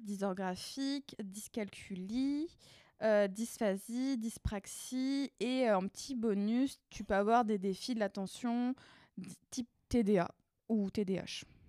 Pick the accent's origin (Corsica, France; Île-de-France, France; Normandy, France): Île-de-France, France; Paris region; je viens de région parisienne